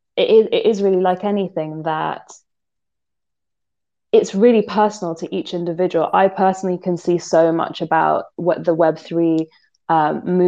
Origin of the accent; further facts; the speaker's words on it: London, United Kingdom; I'm from London. I was like born and bred in London. I am a city girl.